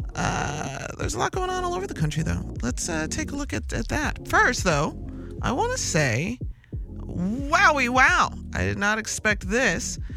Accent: Chicago, Illinois, United States; as like a Chicagoan or an Illinoisan or even a Midwesterner

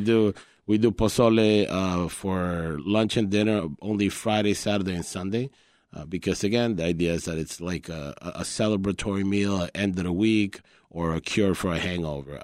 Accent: Colombia; English is a second language; also born or lived in New York; now in Chicago, United States; I was born in New York and, and my childhood was raised in Colombia. When I came to the U S, I didn't speak English

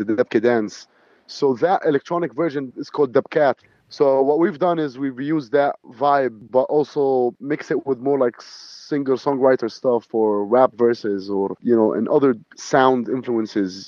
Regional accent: Jordan; I'm Palestinian Jordanian

